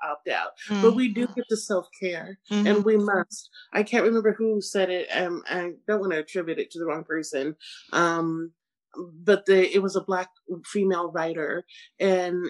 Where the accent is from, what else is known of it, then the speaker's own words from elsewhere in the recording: Seattle, Washington, United States; I grew up in Seattle, you know, in the early 90s